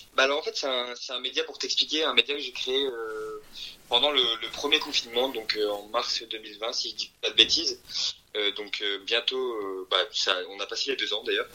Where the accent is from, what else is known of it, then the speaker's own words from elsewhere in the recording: France; also born or lived in Belgium / Japan / Versailles; je suis d'origine belge, Et en fait, j'ai quitté la Belgique il y a de ça au moins 15 euh, ans. En fait, je suis, je en France depuis, l'âge de 5 ans.